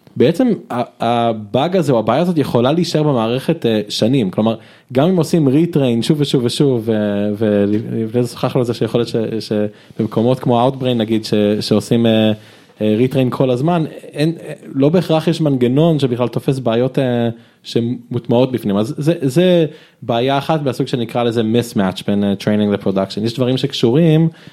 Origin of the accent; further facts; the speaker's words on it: Israel; also born or lived in United States / Jerusalem; נולדתי בארצות הברית באמת, אתם יכולים לזהות לפי השם, בגיל חמש עליתי לארץ